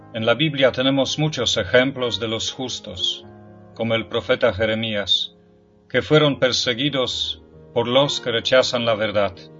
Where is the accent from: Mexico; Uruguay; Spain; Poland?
Poland; Spanish is a second language; moved away; En mi país, en Polonia